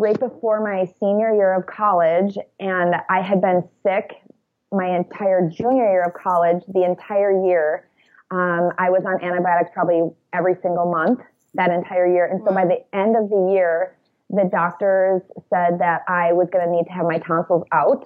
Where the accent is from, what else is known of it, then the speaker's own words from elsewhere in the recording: about an hour south of Minneapolis, Minnesota, United States; near my hometown, which is where we live now, which is about an hour south of Minneapolis